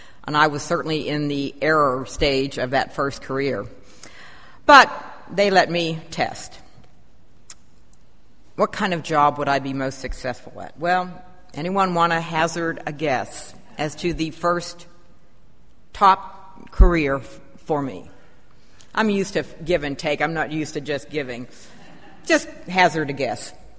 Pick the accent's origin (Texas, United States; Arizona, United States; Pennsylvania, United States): Pennsylvania, United States; also born or lived in Virginia / Maryland / California / Colorado; now in Shreveport, United States; And yes, I am from the North, although some might consider Western Pennsylvania the Midwest. And I got to Shreveport very circuitously via Virginia, Maryland, California, and Colorado.